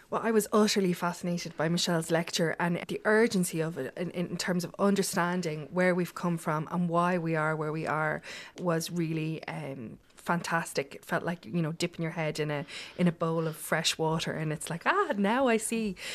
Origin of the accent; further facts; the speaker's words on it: Ireland; as Irish people